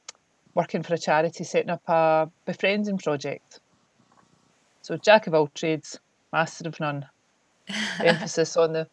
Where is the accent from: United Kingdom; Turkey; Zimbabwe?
United Kingdom; East Kilbride, Scotland; I grew up in East Kilbride, one of the peripheral estates around Glasgow